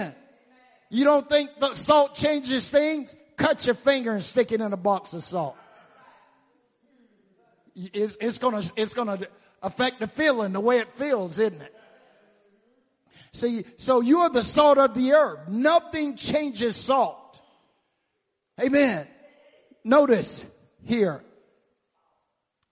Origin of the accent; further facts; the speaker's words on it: the South, United States; I grew up in the South, and we kill hogs and all that stuff